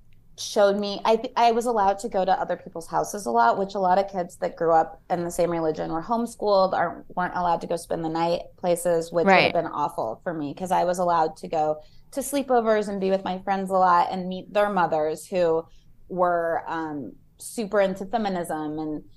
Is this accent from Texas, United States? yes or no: no; Connecticut, United States; Oh, so I told you I grew up in Connecticut for a little bit. My dad went to Yale.